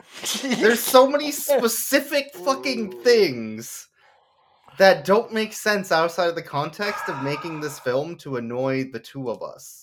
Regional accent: United States; I'm an American.

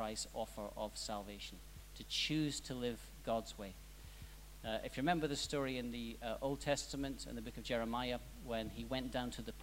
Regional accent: Scotland, United Kingdom; now in Australia; I'm Scottish.

